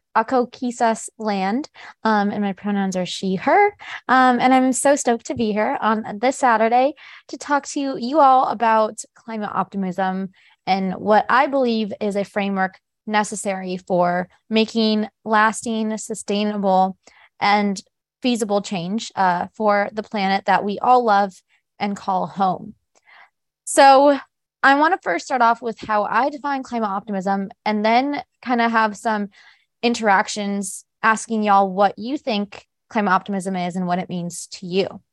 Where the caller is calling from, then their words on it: Houston, Texas, United States; I am calling in from Houston